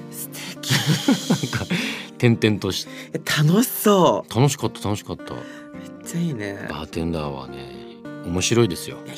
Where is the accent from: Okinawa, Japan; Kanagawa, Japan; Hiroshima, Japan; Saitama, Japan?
Kanagawa, Japan; Yokohama; 地元が横浜だったか